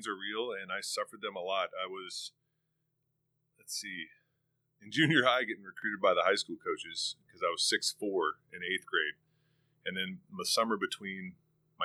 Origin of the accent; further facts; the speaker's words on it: Ontario, California, United States; comes from Ontario, California. I was born and raised in California, about 30 minutes from the beach, 30 minutes from the mountains, in the Inland Empire